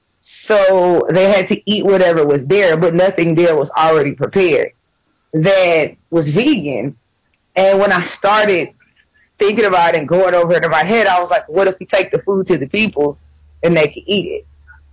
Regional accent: the South, United States; but I was raised in the South and your diet just consists of animals.

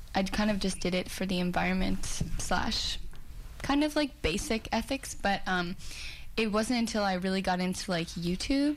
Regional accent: New Jersey, United States; moved away as an adult; now in Vancouver, Canada; I'm from New Jersey in the United States, but I moved to Vancouver in August

